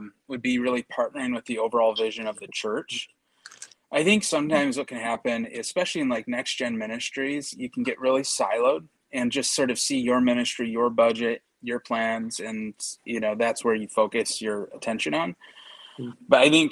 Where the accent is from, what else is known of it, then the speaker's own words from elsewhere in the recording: Kenosha, Wisconsin, United States; moved away; I'm originally from Kenosha, Wisconsin